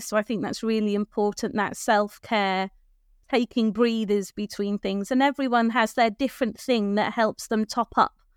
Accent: North Wales, United Kingdom; moved away as an adult; now in Birchington, United Kingdom; I was born and brought up in North Wales

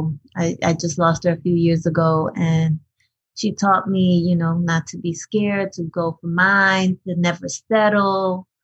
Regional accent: Paterson, New Jersey, United States; English is a second language; also born or lived in Hackensack, New Jersey; I was born in Hackensack, New Jersey, raised in Paterson

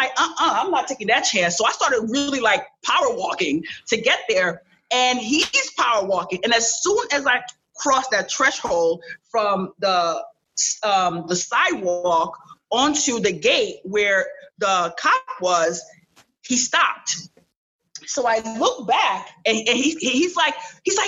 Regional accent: New York City, New York, United States; English is a second language; also born or lived in Cap-Haïtien, Haiti; I was raised in New York. I was raised in Flatbush, New York

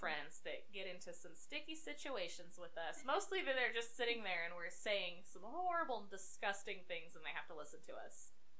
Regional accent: Arizona, United States; we're from Arizona

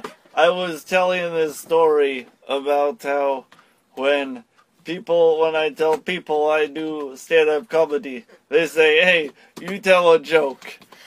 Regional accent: West Linn, Oregon, United States; These people thought I was from Vancouver. And they're like, are you from Vancouver? I say, no. I am from West Lynn, Oregon, in the United States.

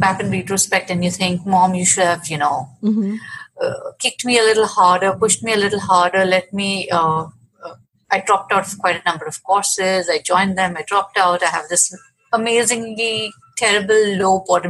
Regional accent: Mumbai, Maharashtra, India; I grew up in Mumbai, which was then Bombay

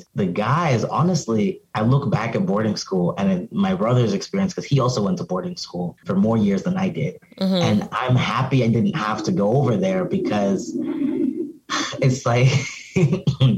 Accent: Arizona, United States; also born or lived in Cameroon / Pennsylvania; now in Philadelphia, United States; growing up in Arizona, it's very hot outside.

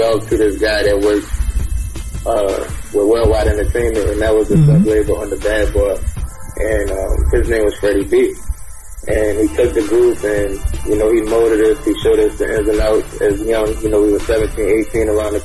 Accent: Louisiana, United States; also born or lived in Guam / Philadelphia; I was raised in Louisiana, but I was born in Guam

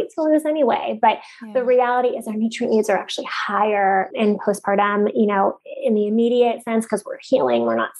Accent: Bay Area, California, United States; also born or lived in San Francisco; now in San Diego, United States; I'm from the Bay Area and lived in San Francisco for a long time

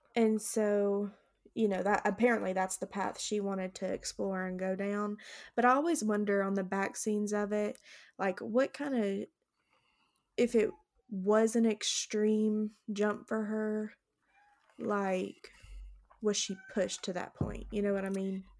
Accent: the South, United States; growing up in the South

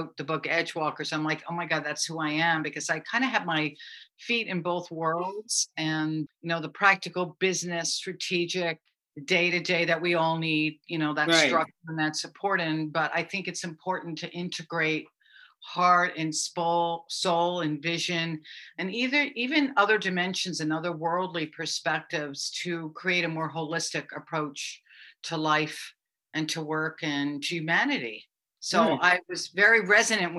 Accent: United States; also born or lived in New York; now in Maui, United States; I'm from Connecticut in New York originally, so that's actually my kind of hometown where I'm from, but I've lived out here on and off for many, many years

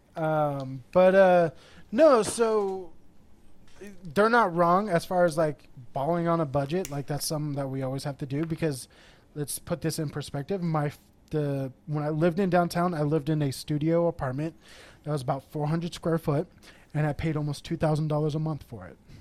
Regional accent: Corona, California, United States; also born or lived in Texas; now in San Diego, United States; I grew up in Corona, the, like the Inland Empire area. Moved to Texas for about ten years, then moved back here

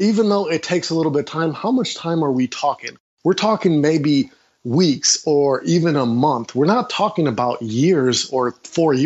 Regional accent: Milwaukee, Wisconsin, United States; I'm from Milwaukee, Wisconsin.

